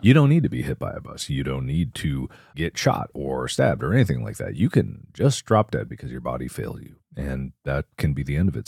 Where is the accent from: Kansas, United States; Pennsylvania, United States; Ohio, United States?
Ohio, United States; Cincinnati; Bengals, my hometown.